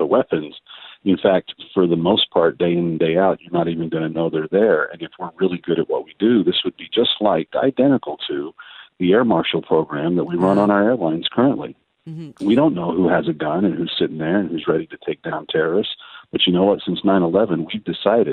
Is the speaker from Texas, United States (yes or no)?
yes; Texas, United States; I'm a Texan by nature